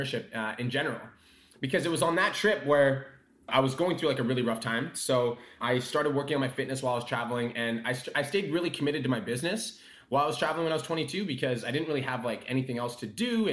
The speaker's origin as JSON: {"language": "English", "town": "Calgary", "region": "Alberta", "country": "Canada", "tie": "born or raised there", "said": "I was born and raised in Calgary"}